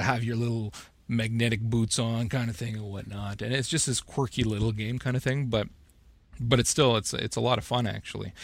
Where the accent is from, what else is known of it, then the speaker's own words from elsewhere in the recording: Northern Ontario, Canada; now in Ottawa, Canada; I'm I'm from North Ontario as well, Northern Ontario, Canada